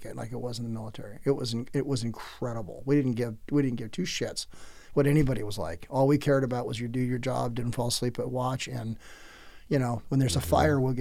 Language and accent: English; San Diego, California, United States; also born or lived in Oceanside / El Cajon; I grew up in San Diego. I grew up in Southern California, and Oceanside and El Cajon